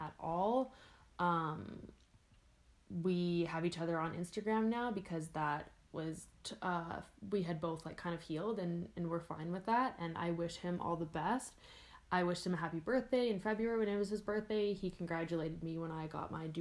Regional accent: Campbell River, British Columbia, Canada; now in Edmonton, Canada; going back to Campbell River, it'll always be my hometown

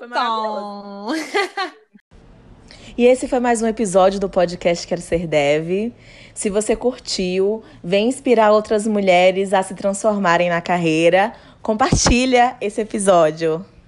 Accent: Northeast Region, Brazil; moved away as an adult; also born or lived in Southeast Brazil; eu sinto enquanto mulher negra e nordestina, que saí do Nordeste, vim aqui para o Sudeste para tentar carreira

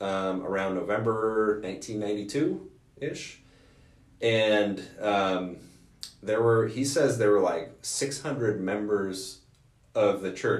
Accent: Morgan Hill, California, United States; moved away as an adult; also born or lived in Rexburg, Idaho / Montana; now in Maine, United States; I grew up in Morgan Hill, California

